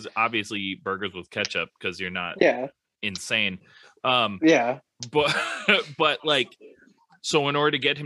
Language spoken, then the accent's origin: English; Duluth, Minnesota, United States; I am from Duluth, Minnesota